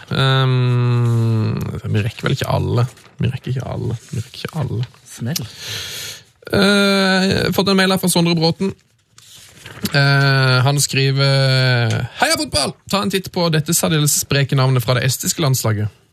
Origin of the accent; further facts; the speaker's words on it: Møre og Romsdal, Norway; now in Trøndelag, Norway; Holder med Molde, siden jeg er oppvokst rett utenfor Molde. Bodd 19 år der og 21 år her i Trøndelag.